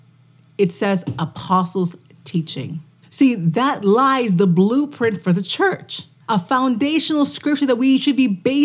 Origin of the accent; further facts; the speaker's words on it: Canada; I'm from Canada